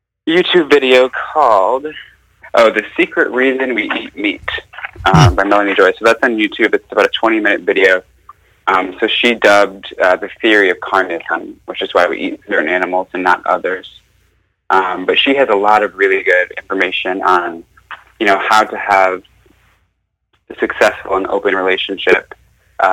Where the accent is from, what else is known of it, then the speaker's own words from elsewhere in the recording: Arkansas, United States; also born or lived in Bloomington, Indiana; now in Hawaii, United States; I'm from Arkansas